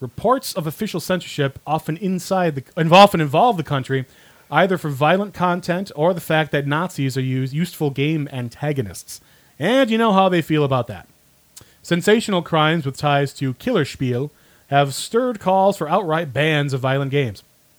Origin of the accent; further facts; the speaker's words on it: Cleveland, Ohio, United States; And I'm from Cleveland